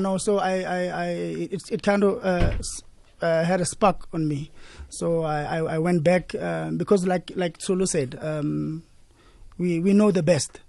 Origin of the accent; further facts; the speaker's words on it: Merafong, Gauteng, South Africa; we are from Merafu and we, we are, we are, we are just kids, uh, from there, born and bred.